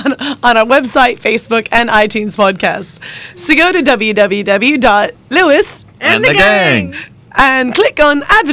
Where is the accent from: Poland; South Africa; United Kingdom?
United Kingdom; also born or lived in London